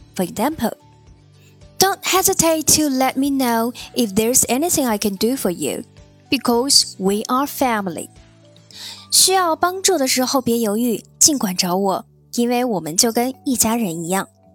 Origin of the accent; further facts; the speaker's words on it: China; 我们中国人认为结婚就是成家，开始有自己新的家庭。